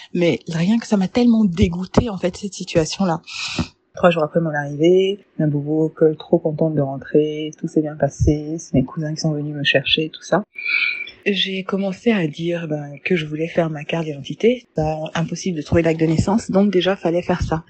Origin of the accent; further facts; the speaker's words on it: Burkina Faso; je suis burkinabé.